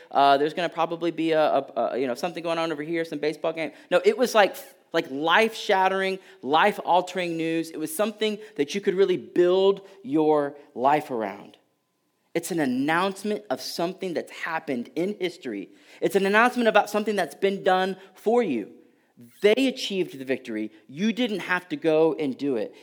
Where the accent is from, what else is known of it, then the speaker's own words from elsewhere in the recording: Houston, Texas, United States; moved away; Born and raised in Houston